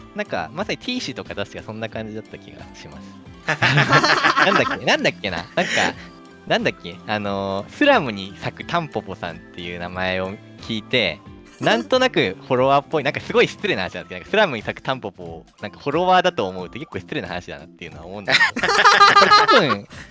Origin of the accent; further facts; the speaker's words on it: Fuchu, Tokyo, Japan; also born or lived in Kiyose, Tokyo; now in Chiba Prefecture, Japan; 地元は東京都府中市なんですよ。